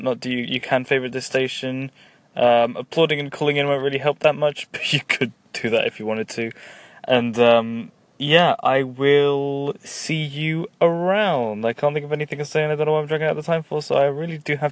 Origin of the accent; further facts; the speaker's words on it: England, United Kingdom; I am English and I'm from Britain